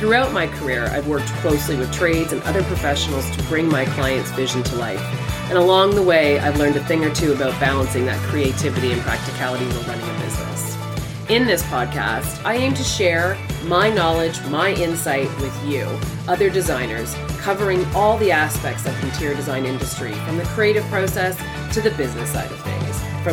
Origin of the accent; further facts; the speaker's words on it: Canada; also born or lived in Toronto area, Ontario, Canada; I'm a Canadian